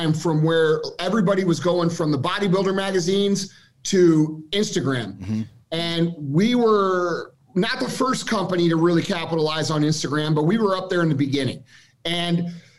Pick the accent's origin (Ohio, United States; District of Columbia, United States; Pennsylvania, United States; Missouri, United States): Missouri, United States; we're regular dudes from Missouri